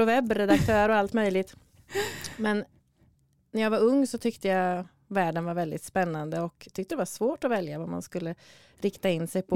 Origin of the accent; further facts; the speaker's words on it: Sweden; du och jag är ju födda och uppvuxna i Sverige båda två